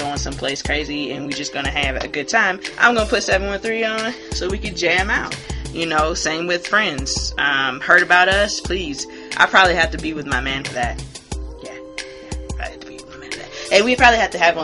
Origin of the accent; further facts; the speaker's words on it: Hilton Head, South Carolina, United States; I grew up on Hilton Head, South Carolina